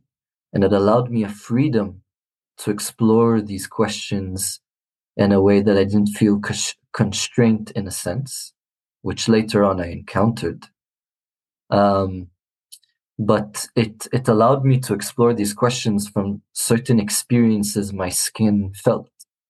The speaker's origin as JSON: {"language": "English", "region": "Jerusalem", "country": "Palestine", "tie": "born or raised there", "also_born_or_lived": "Israel", "said": "being born and raised in Jerusalem, I was a minority in terms of where I live, in the neighborhood in which I live in, which is a lot of predominantly Israeli, and being Christian."}